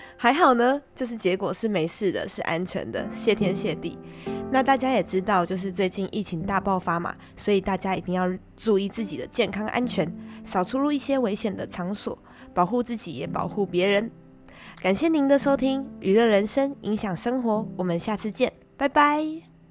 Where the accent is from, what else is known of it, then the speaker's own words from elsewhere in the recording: Taiwan; 身为台湾人